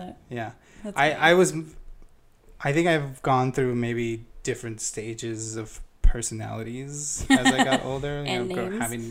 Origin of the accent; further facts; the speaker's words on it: Los Angeles, California, United States; I'm from LA. Yeah. Born and raised in Los Angeles.